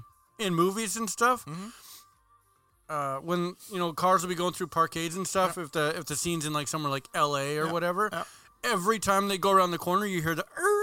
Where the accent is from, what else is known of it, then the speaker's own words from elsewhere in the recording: Canada; As a Canadian